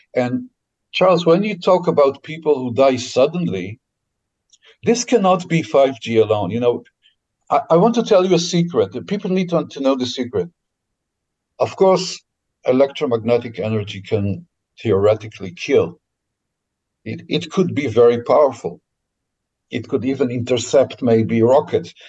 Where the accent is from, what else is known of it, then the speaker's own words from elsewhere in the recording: Israel; I was born in Israel uh, after they came here.